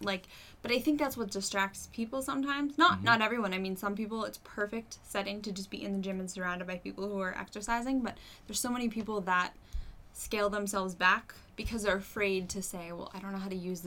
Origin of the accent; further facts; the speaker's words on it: Massachusetts, United States; moved away as an adult; now in Manchester, United States; I am actually from Massachusetts. I moved up here a few years ago